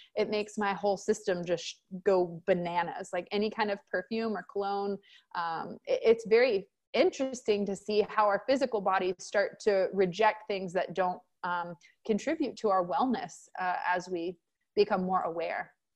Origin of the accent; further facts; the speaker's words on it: Texas, United States; I'm from Texas